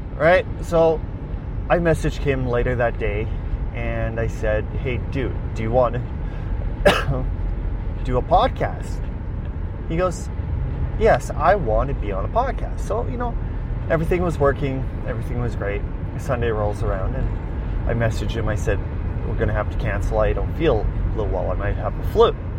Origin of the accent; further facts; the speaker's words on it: Weyburn, Saskatchewan, Canada; I was transferred back to my hometown, Weyburn